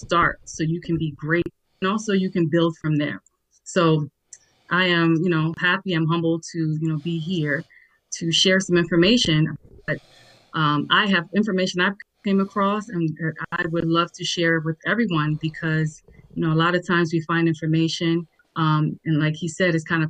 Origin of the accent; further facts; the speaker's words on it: New York, United States; also born or lived in Nigeria; now in DMV area, United States; I am a Nigerian-born, New York-raised, now residing in the DMV area